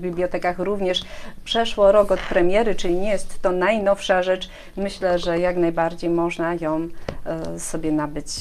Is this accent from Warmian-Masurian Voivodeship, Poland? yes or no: no; Tychy, Silesian Voivodeship, Poland; ja z Tychu, jestem Tyszanką